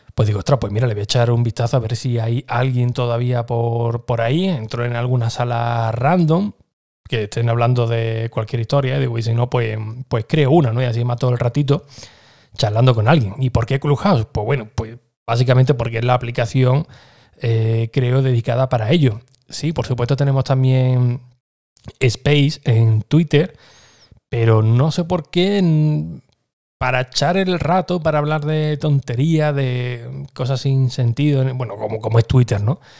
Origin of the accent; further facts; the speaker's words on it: Écija, Andalusia, Spain; uno de ellos era de mi pueblo, era de, de, Éfija también